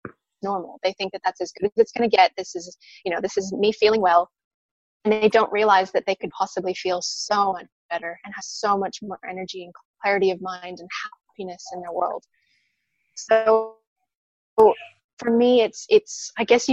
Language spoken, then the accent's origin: English; Penticton, British Columbia, Canada; now in Sunshine Coast, Australia; I'm from a wonderful little town called Penticton, which is in British Columbia on the west coast of Canada